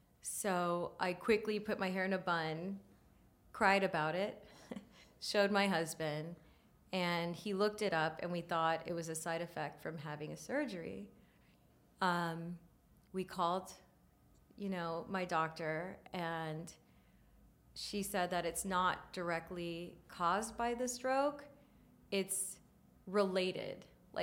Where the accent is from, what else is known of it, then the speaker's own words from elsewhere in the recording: India; Yeah. I'm Indian.